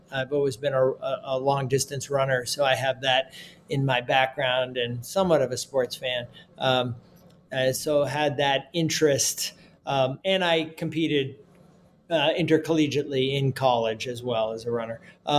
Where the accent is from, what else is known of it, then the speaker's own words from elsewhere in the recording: Concord, Massachusetts, United States; I grew up outside of Boston in my public high school, right outside of Boston, Concord Carlisle High School.